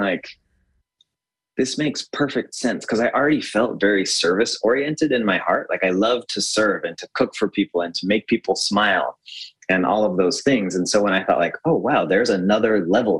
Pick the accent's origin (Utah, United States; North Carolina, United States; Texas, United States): Utah, United States; I grew up in Utah, which is largely like a very white place.